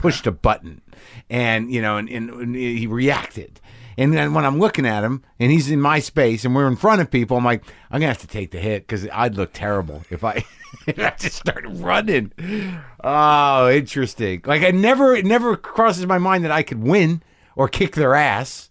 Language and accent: English; New Mexico, United States; I grew up in New Mexico